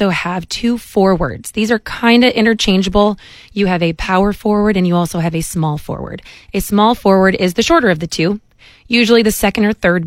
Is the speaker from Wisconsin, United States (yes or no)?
no; Chicago, Illinois, United States; moved away; I'm from Chicago originally